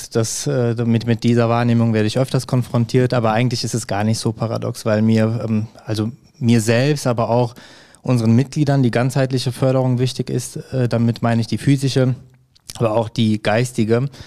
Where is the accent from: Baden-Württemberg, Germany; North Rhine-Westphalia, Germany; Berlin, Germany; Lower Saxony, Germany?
North Rhine-Westphalia, Germany; Hückelhoven; also born or lived in Erkelenz; ich bin 31 Jahre alt, in Erkelenz geboren und Hückelofener. Ne? Ich wohne auch noch in Hückelofen.